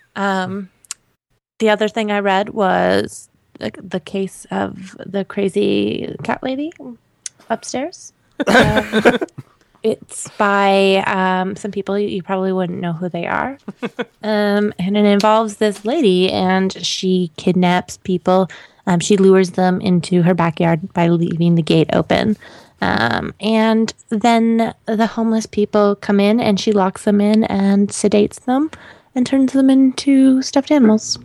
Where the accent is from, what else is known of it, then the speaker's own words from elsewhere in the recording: Canada; moved away; I'm still Canadian